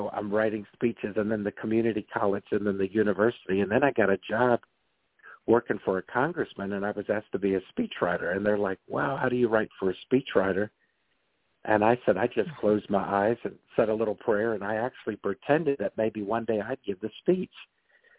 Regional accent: Washington, District of Columbia, United States; also born or lived in Maryland; I'm a fifth-generation Washingtonian, where my family, I was born on Capitol Hill

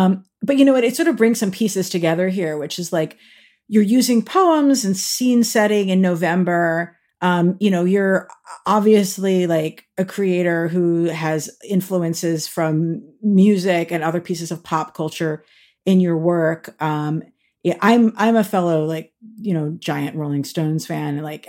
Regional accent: New York, United States; I'm also a New Yorker.

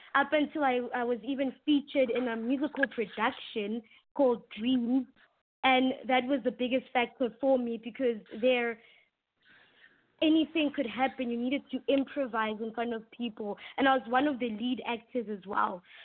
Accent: South Africa; first language English; it's rated one of the best schools in, in my hometown

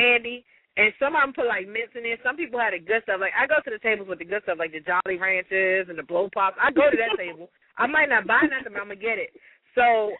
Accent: Prince George's County, Maryland, United States; also born or lived in Washington, D.C. area; I grew up in the Prince George's County and some of the D.C. area

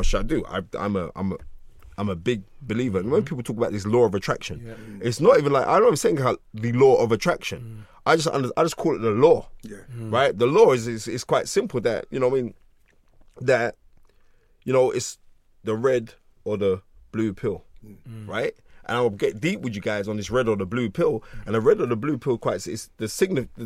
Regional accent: London, United Kingdom; born or raised there

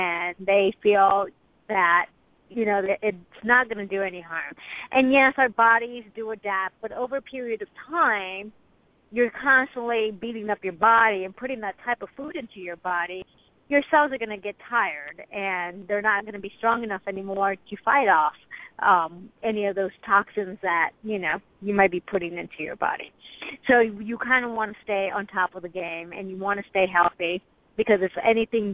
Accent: United States; as an American

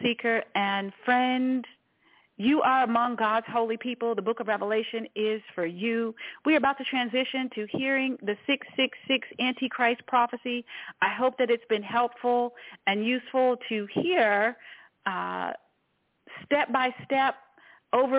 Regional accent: Washington, District of Columbia, United States; I was born in Washington, D.C.

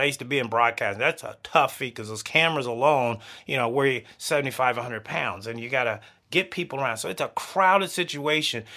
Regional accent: the South, United States; I'm a Southern boy. I grew up in the South.

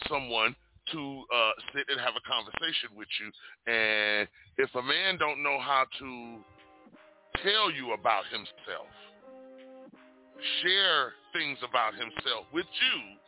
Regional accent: Richmond, California, United States; I was born and raised in Richmond, California

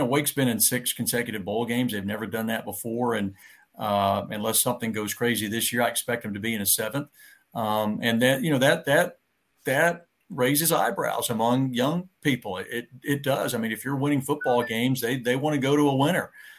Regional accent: Knoxville, Tennessee, United States; I grew up in Knoxville, and I'm an old Tennessee Vol

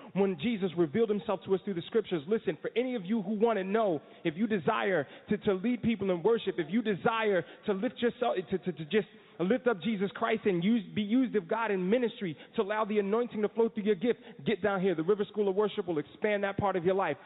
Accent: New Jersey, United States; now in Florida, United States; I'm from New Jersey

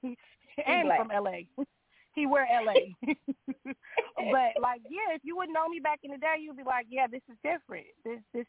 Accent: New York, United States; now in California, United States; I was born in New York.

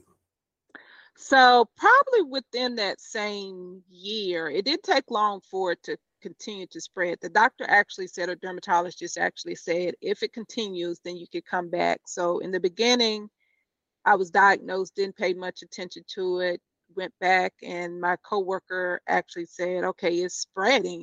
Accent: Chester, South Carolina, United States; now in Charlotte, United States; hometown, Chester, South Carolina

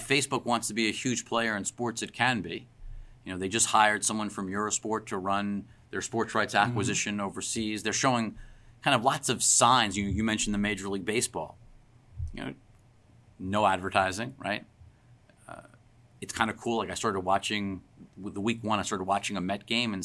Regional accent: Long Island, New York, United States; I grew up in Long Island, so I grew up listening to WFAN and Mike and the Mad Dog.

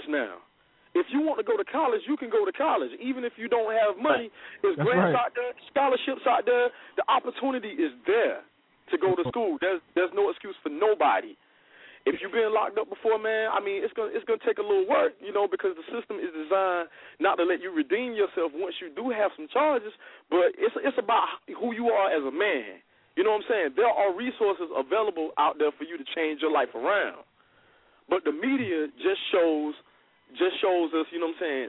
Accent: United States; I'm from Whitfield Homes

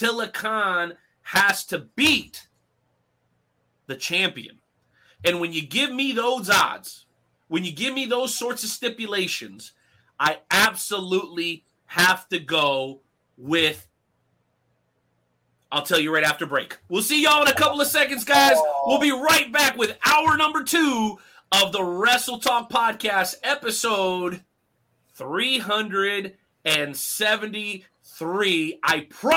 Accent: South Florida, United States; moved away as an adult; also born or lived in Mexico; now in Kansas City, United States; I'm originally born in Mexico. I grew up in South Florida till I was about 18

